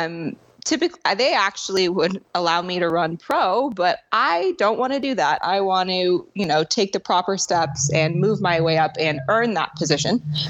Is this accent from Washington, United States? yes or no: no; San Diego, California, United States; now in Norway; I am from San Diego, California. I'm 28 years old, and I am a drift car driver. I now live in Norway.